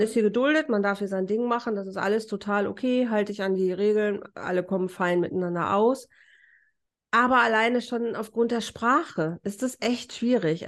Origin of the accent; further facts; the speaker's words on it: Germany; moved away as an adult; now in Mallorca, Spain; als Deutscher